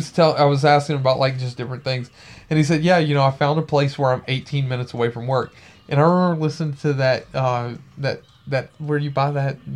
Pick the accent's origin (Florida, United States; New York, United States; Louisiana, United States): Louisiana, United States; Baton Rouge; I'm from Baton Rouge.